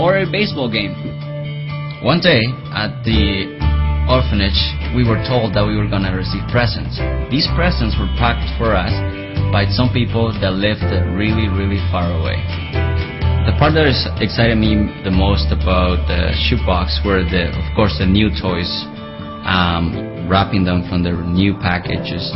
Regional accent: Nicaragua; I was born in Nicaragua

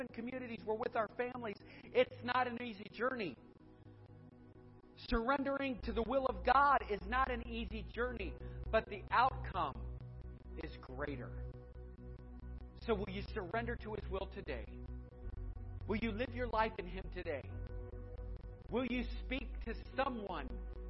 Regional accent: Edinburg, Ohio, United States; also born or lived in Cuyahoga Falls, Ohio; I grew up in Edinburgh. We went to Boardman Niles area. We never went past Chapel Hill Mall

